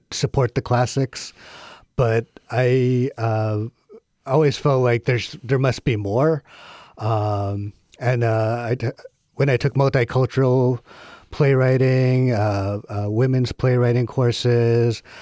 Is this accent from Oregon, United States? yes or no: yes; Corvallis, Oregon, United States; Um, it's a beautiful little liberal bubble of a town.